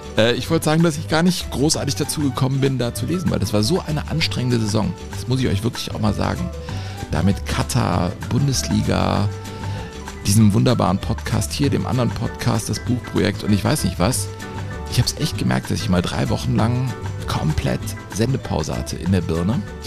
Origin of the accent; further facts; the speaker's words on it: Cologne, North Rhine-Westphalia, Germany; in meiner Geburtsstadt und Leib- und Magenstadt Köln.